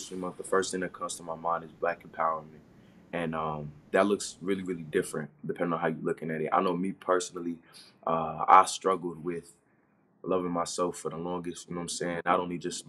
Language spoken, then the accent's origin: English; Maryland, United States; also born or lived in Orlando, Florida; now in Kentucky, United States; I wasn't born and raised in Florida. I was actually born and raised up north, just like you. Like, I'm from Maryland